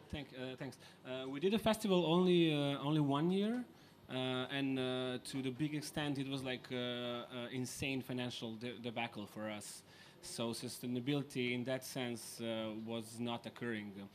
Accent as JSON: {"language": "English", "country": "Serbia", "said": "I'm coming from Serbia and uh, I'm the I guess only speaker here who is not in the EU"}